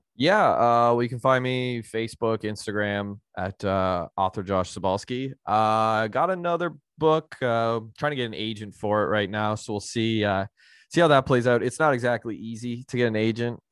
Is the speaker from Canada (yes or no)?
yes; Canada; being a Canadian